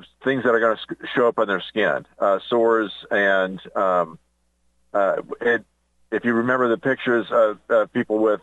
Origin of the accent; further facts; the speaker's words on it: Indianapolis, Indiana, United States; moved away; a doctor's office that I went to growing up in Indianapolis